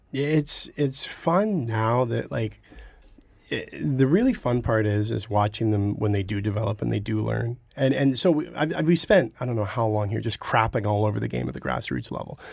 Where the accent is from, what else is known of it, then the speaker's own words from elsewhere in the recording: Burlington, Ontario, Canada; accent: Southern Ontario; now in Toronto, Canada; I grew up in Burlington, so the Halton District